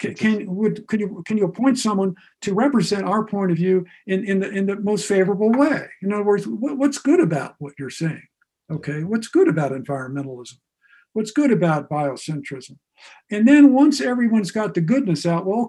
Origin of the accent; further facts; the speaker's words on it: Ohio, United States; also born or lived in Akron, Ohio / Newcomerstown, Ohio; I grew up in Ohio, not far from the West Virginia border in Akron and Newcomerstown